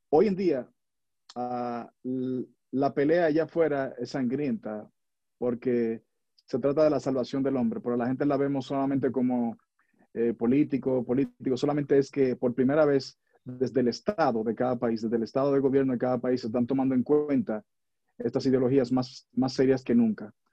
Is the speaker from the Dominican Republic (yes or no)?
yes; Dominican Republic; now in United States; yo vivo en los Estados Unidos y, vivo en esta nación, soy dominicano, orgullosamente, vivo en Estados Unidos